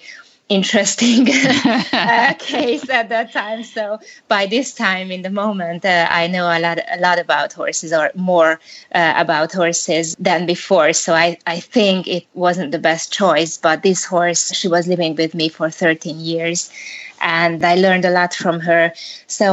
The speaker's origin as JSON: {"language": "English", "country": "Hungary", "said": "I'm from Hungary"}